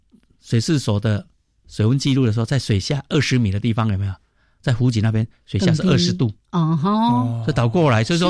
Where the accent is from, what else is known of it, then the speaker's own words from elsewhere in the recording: Kaohsiung, Taiwan; also born or lived in Penghu; 从小我是哦高雄长大